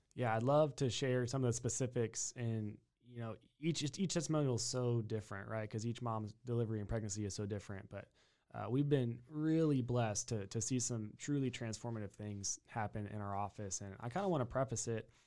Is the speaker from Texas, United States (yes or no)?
yes; New Braunfels, Texas, United States; also born or lived in Upstate New York; born and raised in Texas, uh, in, in New Braunfels, Schlitterbahn town